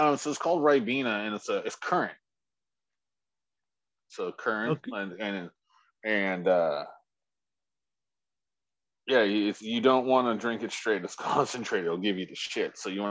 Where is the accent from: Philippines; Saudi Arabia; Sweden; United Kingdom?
United Kingdom; England; now in United States; growing up in England, first part of my life